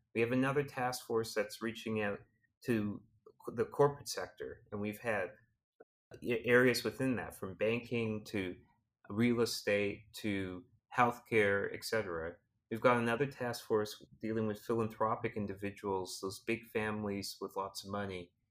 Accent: Canada

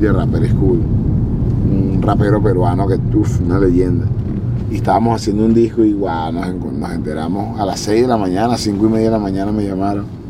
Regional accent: Venezuela; moved away; also born or lived in Spain; Yo como soy latino y, él es de por allá de mi zona

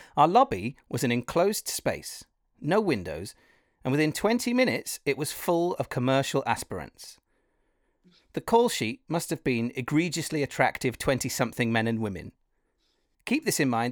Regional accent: Wales, United Kingdom; I come from Wales, so it's kind of music and theatre and all that a part of it

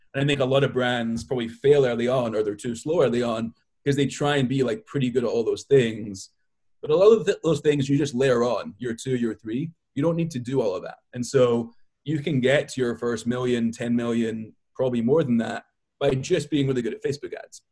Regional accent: Scotland, United Kingdom; also born or lived in Israel; now in Brooklyn, United States; I live in Brooklyn. I was born in Israel and I grew up in Scotland

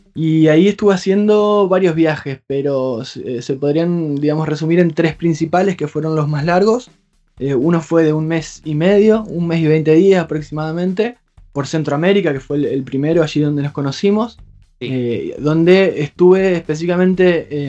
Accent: Hernández, Entre Ríos, Argentina; now in Paraná, Argentina; soy de un pueblo, a unos 80 kilómetros, un pueblo muy chiquito que se llama Hernández

